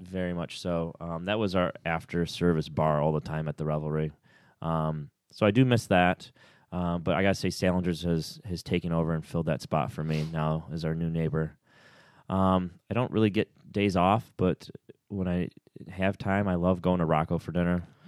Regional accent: Clifton Springs, New York, United States; moved away as an adult; also born or lived in Orlando, Florida; being an only child growing up in Clifton Springs, New York

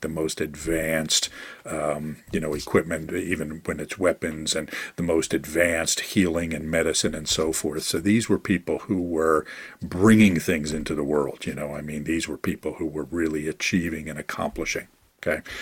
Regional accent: Philadelphia, Pennsylvania, United States; my hometown of Philadelphia

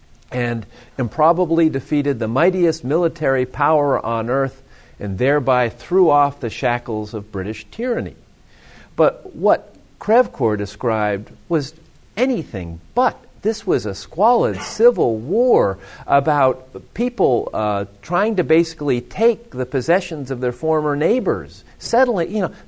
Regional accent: Pittsburgh, Pennsylvania, United States; growing up in Pittsburgh

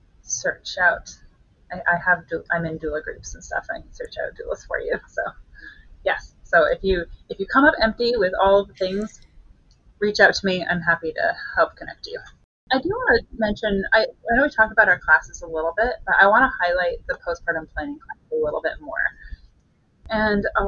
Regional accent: Canada; moved away as an adult; now in Kansas City, United States; I'm not from here. I'm Canadian, and I moved here when I was 10 weeks pregnant

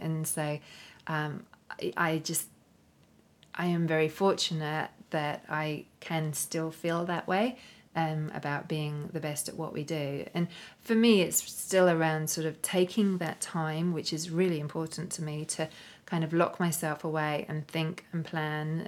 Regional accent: London, United Kingdom; moved away as an adult; now in Australia; here in London, which was originally my hometown, uh, my original stomping ground before I moved to Australia.

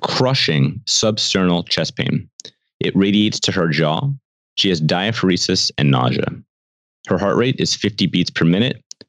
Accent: New York City, New York, United States; I grew up in the Upper West Side of New York originally

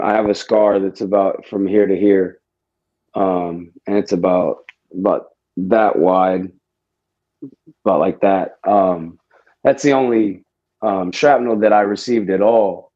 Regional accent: Houston, Texas, United States; I'm from Houston, Texas.

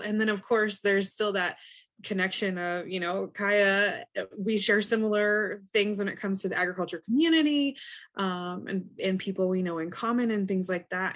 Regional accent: Montana, United States; I'm from Montana

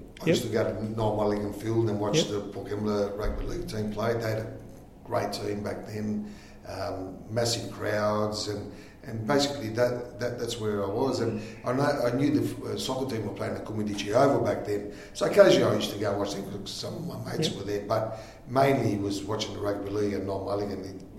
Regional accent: Collelongo, Abruzzo, Italy; born there; So Angelo was born in the same town I was born in Italy, in Collilongo.

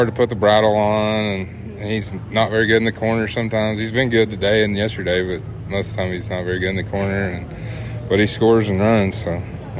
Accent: Sidney, Arkansas, United States; I'm from Sydney, Arkansas, and We run a bunch of cattle, and I've roped my whole life

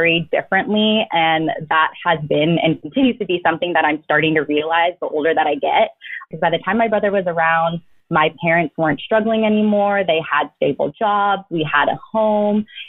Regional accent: Daly City, California, United States; I was born into a 2-bedroom home in Daly City

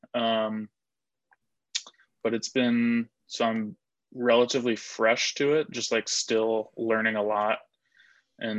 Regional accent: Indianapolis, Indiana, United States; I'm from Indy

